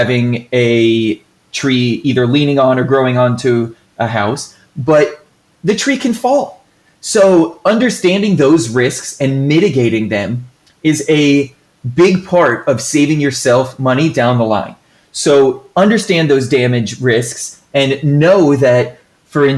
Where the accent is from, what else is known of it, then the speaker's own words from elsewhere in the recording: Florida, United States; I'm from Florida